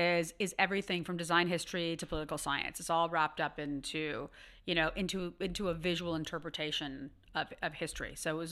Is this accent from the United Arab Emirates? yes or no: no; Ottawa, Ontario, Canada; I'm from Ottawa